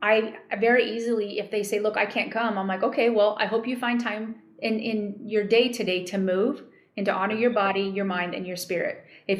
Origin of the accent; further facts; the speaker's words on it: New Mexico, United States; I grew up in New Mexico.